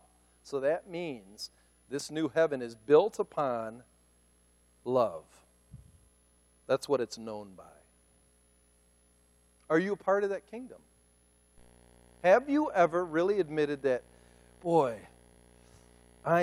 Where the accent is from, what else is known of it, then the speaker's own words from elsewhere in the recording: United States; I'm an American